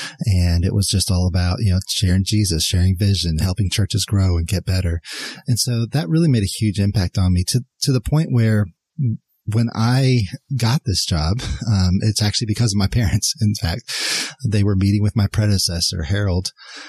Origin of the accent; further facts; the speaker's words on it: Mexico City, Mexico; So, and I grew up in Mexico City. Mexico City at the time was the largest city by population in the world.